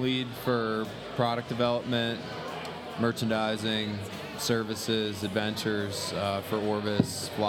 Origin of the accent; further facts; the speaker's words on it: Eureka, Missouri, United States; now in Jackson, United States; I'm from Eureka, Missouri, just out of St. Louis.